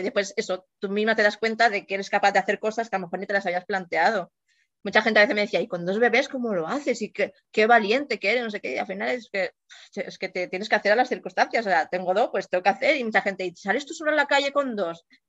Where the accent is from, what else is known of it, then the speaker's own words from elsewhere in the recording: Mallorca, Balearic Islands, Spain; soy de Mallorca y vivo aquí de siempre